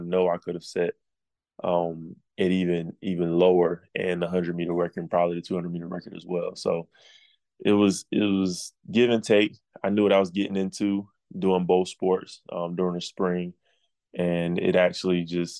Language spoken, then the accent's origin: English; Atlanta, Georgia, United States; So I'm from Atlanta. I was born in Atlanta. My oldest brother lived in Atlanta at that time.